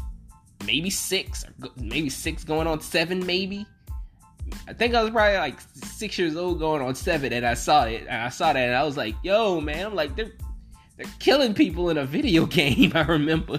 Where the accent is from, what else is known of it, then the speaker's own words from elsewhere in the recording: the South, United States; I'm from the South